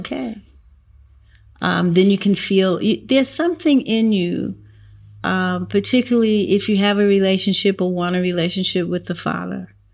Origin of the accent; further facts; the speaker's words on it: New York, United States; also born or lived in North Carolina; the first five years of my life, I'm a New Yorker